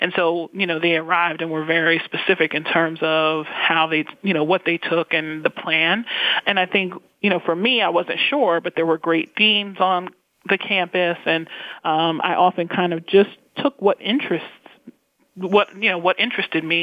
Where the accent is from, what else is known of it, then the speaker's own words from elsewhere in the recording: Roslyn, New York, United States; moved away as an adult; also born or lived in Westbury, New York; now in Pittsburgh, United States; I grew up on Long Island, North Shore of Long Island, in the communities of Roslyn and also Westbury.